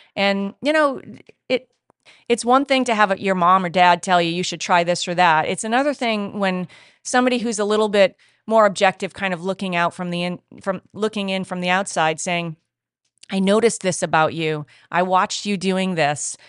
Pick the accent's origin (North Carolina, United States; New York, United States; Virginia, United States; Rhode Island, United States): Rhode Island, United States; moved away as an adult; now in California, United States; my home state of Rhode Island